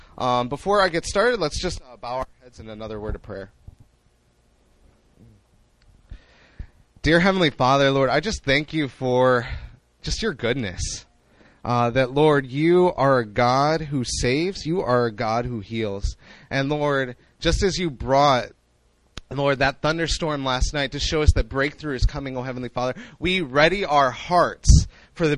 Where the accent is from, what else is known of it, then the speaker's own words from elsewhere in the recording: Chicago, Illinois, United States; moved away as an adult; now in Seoul, South Korea; I was born and raised in Chicago